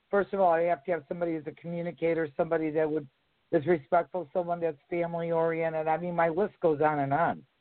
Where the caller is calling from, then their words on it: New Jersey, United States; in New Jersey.